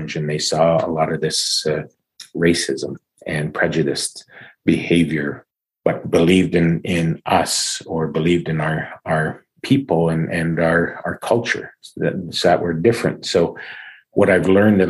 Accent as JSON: {"language": "English", "region": "Saskatchewan", "country": "Canada", "tie": "born or raised there", "also_born_or_lived": "Little Black Bear First Nation / Regina / Winnipeg", "first_language": "English", "said": "growing up in Saskatchewan and spending a couple years living in Winnipeg and playing junior hockey in Manitoba"}